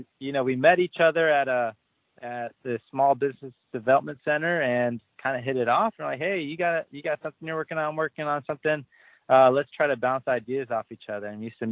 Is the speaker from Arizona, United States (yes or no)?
no; Orange County, California, United States